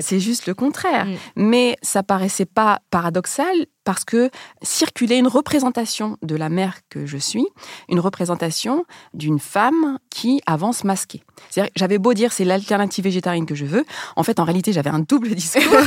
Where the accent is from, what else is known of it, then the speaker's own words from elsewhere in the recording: France; also born or lived in Rif, Morocco; même si je suis née au Maroc, j'ai grandi en France